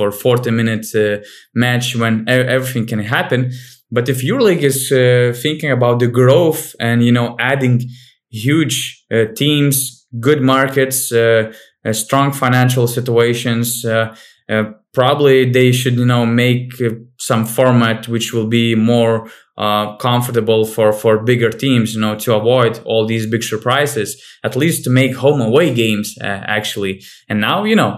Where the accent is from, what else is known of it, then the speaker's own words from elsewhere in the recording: Panevėžys, Panevėžys County, Lithuania; Panevėžys, for example, my hometown team